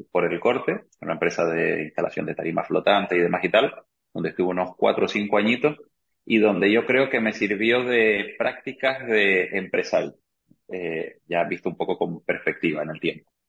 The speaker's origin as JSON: {"language": "Spanish", "country": "Argentina", "lives_now": "Canary Islands, Spain", "said": "soy argentino de origen, que este año cumplí 19 años viviendo aquí en, Canarias"}